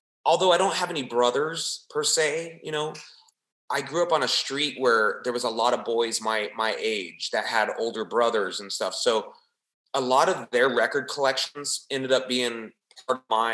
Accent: Southern California, United States; growing up in the Southern California area, of course, then the punk rock kind of comes in our area

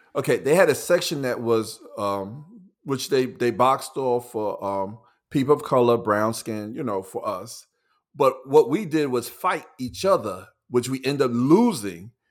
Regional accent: New York City, New York, United States; where we grew up in Lafayette Gardens

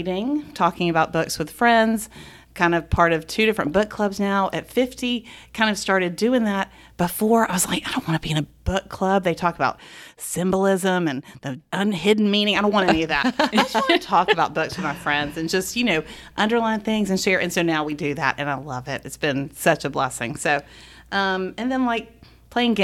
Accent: Augusta, Georgia, United States; also born or lived in Waverly; We grew up in Augusta

